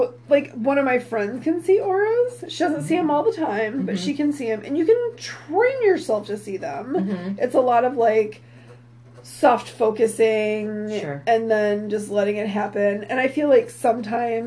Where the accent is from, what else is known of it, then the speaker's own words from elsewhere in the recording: Midwest, United States; I'm from the Midwest